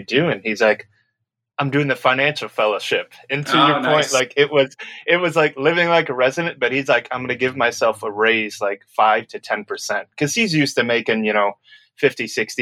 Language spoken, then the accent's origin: English; Midwest, United States; moved away as an adult; also born or lived in Orange County; I grew up in the Midwest